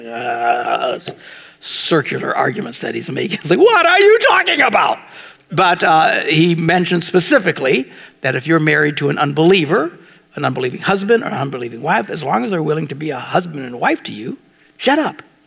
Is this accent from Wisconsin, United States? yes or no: yes; Green Bay, Wisconsin, United States; I'm from Green Bay